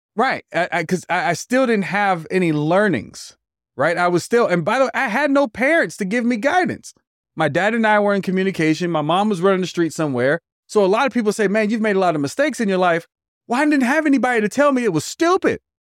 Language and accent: English; Hayward, California, United States; also born or lived in Oakland, California; I was raised back and forth between Oakland and Hayward